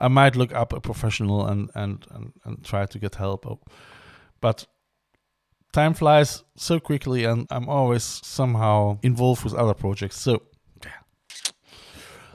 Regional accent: Cologne, North Rhine-Westphalia, Germany; Cologne is my hometown

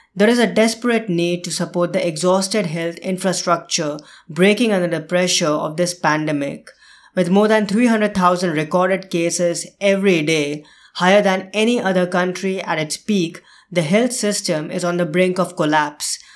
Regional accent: India; India, my home country

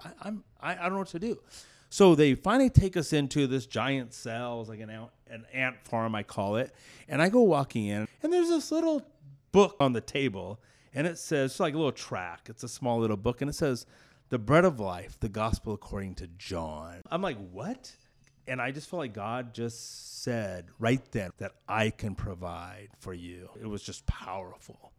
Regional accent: Clovis, California, United States; I grew up in Clovis, California

